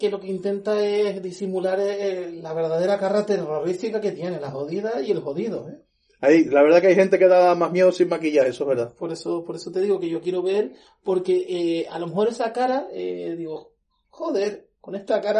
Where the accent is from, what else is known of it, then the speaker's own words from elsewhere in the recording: Italy; Spanish is a second language; Obvio, yo soy italiana.